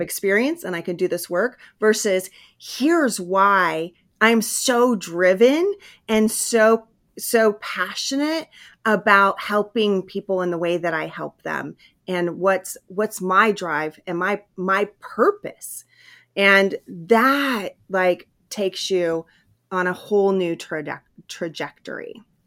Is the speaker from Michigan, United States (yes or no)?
no; Hawaii, California, United States; when I was a kid, we moved from Hawaii to California, and I had to start in a new school